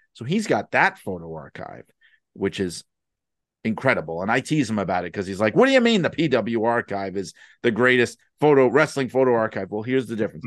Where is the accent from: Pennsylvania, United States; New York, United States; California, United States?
New York, United States; New York City; I grew up in the city. I grew up in Brooklyn